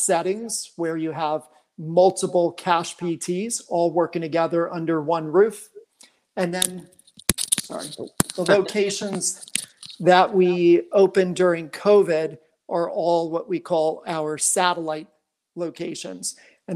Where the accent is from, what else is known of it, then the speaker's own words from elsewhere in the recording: Phoenix, Scottsdale area, Arizona, United States; also born or lived in New York; I was born in New York, but raised in Arizona, and grew up out here in the Valley, Phoenix, Scottsdale area